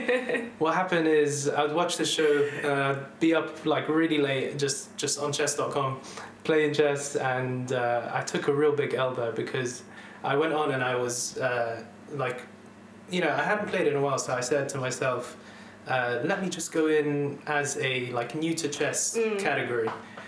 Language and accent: English; Dubai, United Arab Emirates; moved away as an adult; also born or lived in London; now in United Kingdom; I was born in London, grew up actually then in Dubai when my family moved out there. I spent 11 years there. And after that, I moved back to UK for uni.